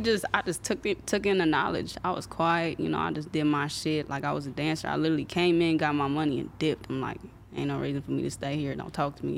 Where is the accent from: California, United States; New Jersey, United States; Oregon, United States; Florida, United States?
California, United States; Compton; also born or lived in Anaheim; And I was raised in Compton. Like, I moved to Compton when I was, like, four